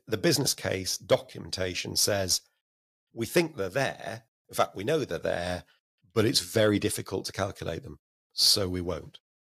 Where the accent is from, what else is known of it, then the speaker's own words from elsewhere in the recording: Blackburn, North West England, United Kingdom; also born or lived in Oldham; I was born in Oldham, but, uh, grew up and went to school in Blackburn